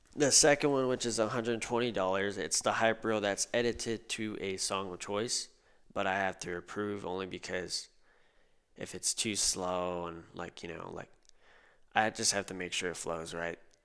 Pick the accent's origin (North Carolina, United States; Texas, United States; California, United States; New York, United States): Texas, United States; Corpus Christi; moved away as an adult; now in San Antonio, United States; I grew up in Corpus Christi